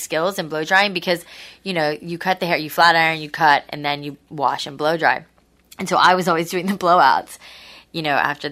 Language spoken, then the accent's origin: English; Boca Raton, Florida, United States; also born or lived in New York; I grew up in Boca. I'm originally from New York, but I grew up in Boca.